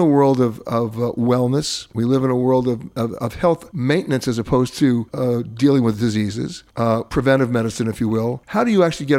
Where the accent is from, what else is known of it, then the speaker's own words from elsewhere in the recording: New York, United States; also born or lived in Wisconsin; I'm born and raised in New York. I went to public school on 82nd Street and Madison Avenue